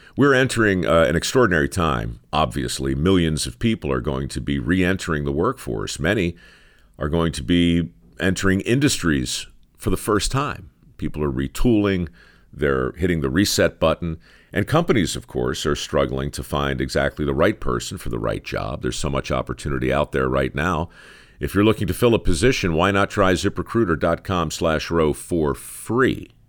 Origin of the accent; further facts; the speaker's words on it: Baltimore, Maryland, United States; moved away; here in my hometown, Baltimore, Maryland